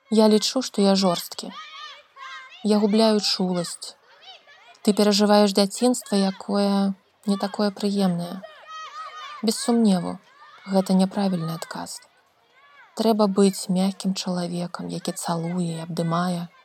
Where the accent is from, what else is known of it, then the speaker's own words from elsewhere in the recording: Belarus; мы беларусы